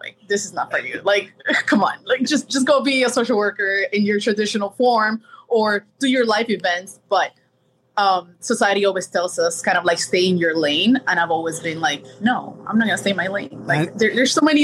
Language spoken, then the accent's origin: English; Miami, Florida, United States; also born or lived in Colombia; I was born in Colombia, grew up here in Miami